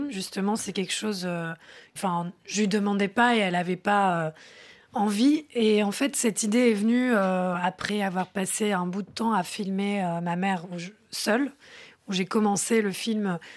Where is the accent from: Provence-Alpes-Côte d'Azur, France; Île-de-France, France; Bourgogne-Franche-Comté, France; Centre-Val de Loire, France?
Île-de-France, France; Paris; Oui, et puis j'ai grandi à Paris